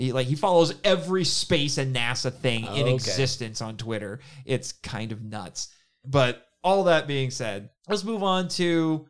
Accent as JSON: {"language": "English", "region": "Indiana", "country": "United States", "tie": "born or raised there", "said": "you and I, we grew up in Indiana"}